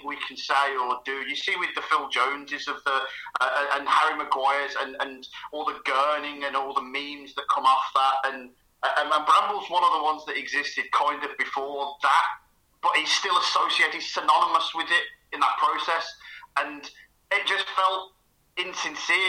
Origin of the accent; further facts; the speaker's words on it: Birmingham, West Midlands, United Kingdom; accent: Birmingham; my accent, Birmingham City.